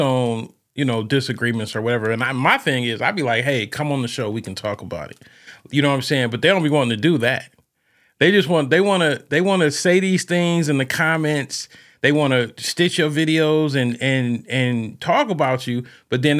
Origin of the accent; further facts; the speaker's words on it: Ohio, United States; I'm from Ohio.